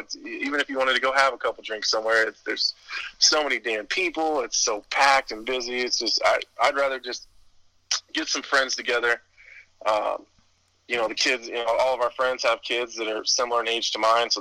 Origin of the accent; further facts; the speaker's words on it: Nebraska, United States; I grew up in Nebraska